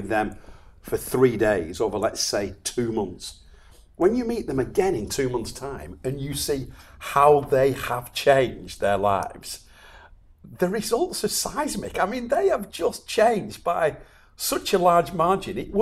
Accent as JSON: {"language": "English", "town": "Chorley", "region": "North West England", "country": "United Kingdom", "tie": "born or raised there", "said": "I was born and bred in Chorley, and I'm very, very, very proud"}